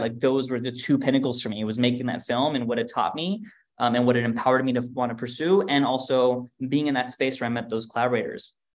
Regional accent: United States; also born or lived in Germany; I grew up in America.

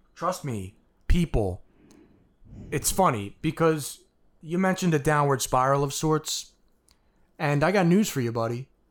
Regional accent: United States; I'm an American

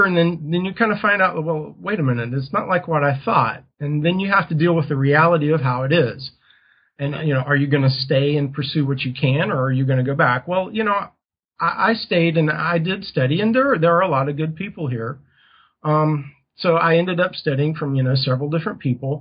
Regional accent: United States; moved away as an adult; also born or lived in Taiwan; back in my hometown, back in the States

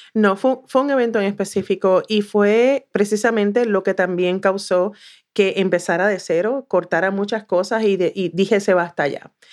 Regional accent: south of Puerto Rico, Puerto Rico; moved away as an adult; now in United States; no tan solo soy de Puerto Rico, es que soy del sur de Puerto Rico

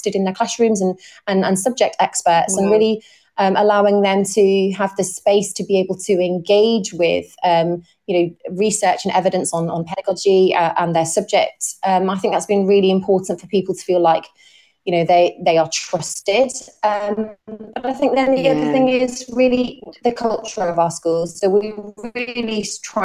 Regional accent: Corby, East Midlands, United Kingdom; I'm from Corby in Northamptonshire, and the school where I'm currently the head teacher is Lodge Park Academy in Corby, so it's in my hometown

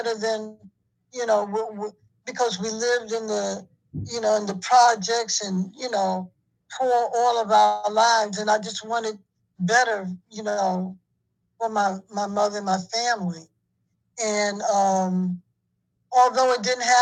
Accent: New York City, New York, United States; I'm from New York.

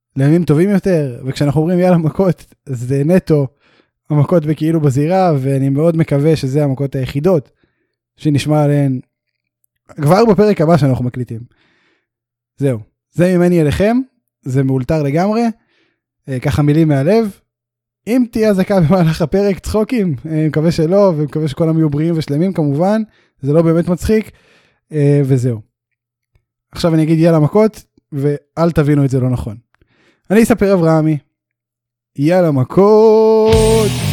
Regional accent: Beersheba, Southern District, Israel; אנחנו שנינו גדלנו ומתחנכים וזה בבאר שבע

